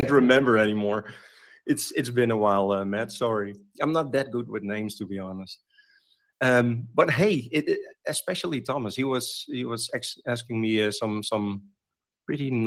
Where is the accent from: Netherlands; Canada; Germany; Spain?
Netherlands; here in the Netherlands, which is actually pretty close to my hometown